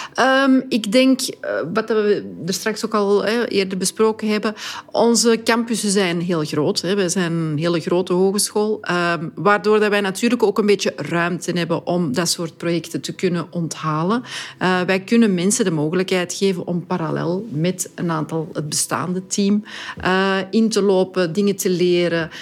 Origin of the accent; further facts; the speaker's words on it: Antwerp, Flanders, Belgium; ik ben een trotse Antwerpenaar, dat ik dan die mensen kan verwelkomen in mijn stad